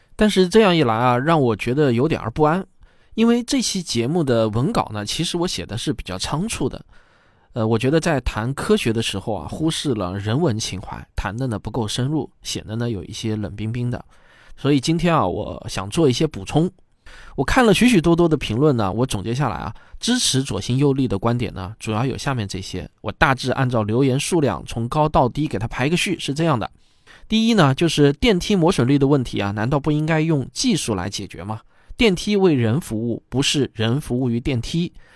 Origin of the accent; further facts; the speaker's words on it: China; 我自己呢，也是个土生土长的中国人